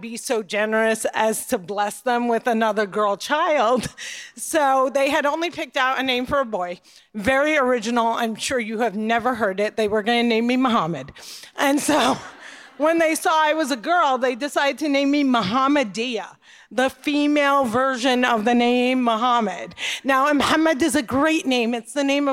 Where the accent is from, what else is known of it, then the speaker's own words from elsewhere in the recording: Cliffside Park, New Jersey, United States; also born or lived in Jerusalem; I grew up in Cliffside Park, New Jersey